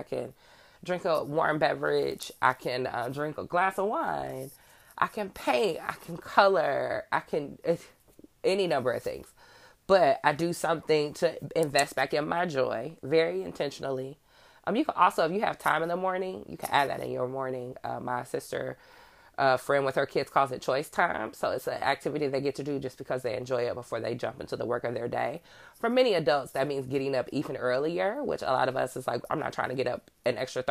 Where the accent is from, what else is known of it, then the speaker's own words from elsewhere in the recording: Midwest, United States; I'm from the Midwest.